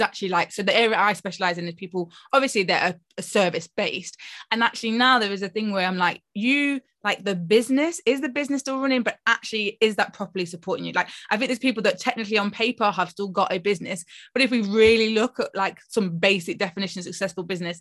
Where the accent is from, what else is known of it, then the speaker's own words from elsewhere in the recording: Nottingham, East Midlands, United Kingdom; I'm from Nottingham